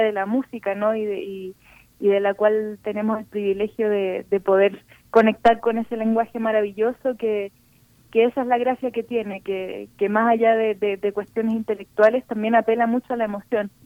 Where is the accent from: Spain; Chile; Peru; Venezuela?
Chile; now in Mexico; como chilenas